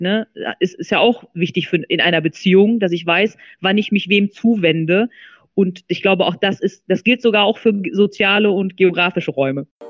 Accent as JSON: {"language": "German", "town": "Duisburg", "region": "North Rhine-Westphalia", "country": "Germany", "tie": "born or raised there", "said": "der Ort, wo ich aufgewachsen bin. Ne? Also äh, Marxloh äh, war für mich Dreh- und Angelpunkt äh, die ersten 20 Jahre meines Lebens."}